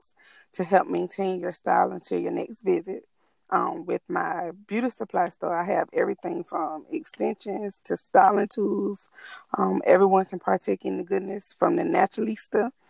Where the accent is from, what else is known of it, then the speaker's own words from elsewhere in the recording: Allendale, South Carolina, United States; I'm originally from Allendale, South Carolina.